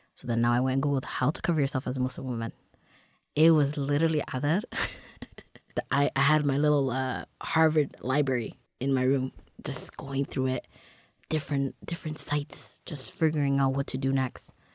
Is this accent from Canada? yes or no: yes; Toronto, Ontario, Canada; Growing up in Toronto, you know, born and raised in Dixon